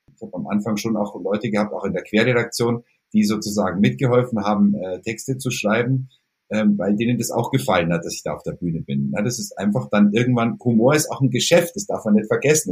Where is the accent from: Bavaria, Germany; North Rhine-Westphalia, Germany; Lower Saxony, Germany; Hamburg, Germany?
Bavaria, Germany; Kaufbeuren; Bei uns in Kaufbeuren gab es einen lokalen Radiosender